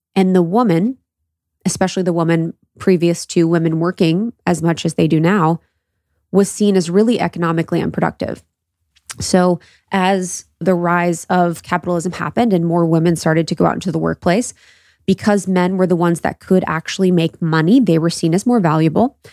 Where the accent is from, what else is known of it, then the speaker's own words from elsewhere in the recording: Midwest, United States; growing up in the Midwest